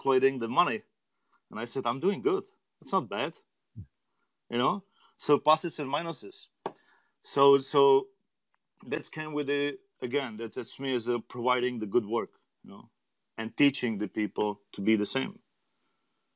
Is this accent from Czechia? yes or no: yes; Czechia; English is a second language; moved away as an adult; now in Chicago, United States; I'm from Czech Republic. So I could, you know, I immigrated to United States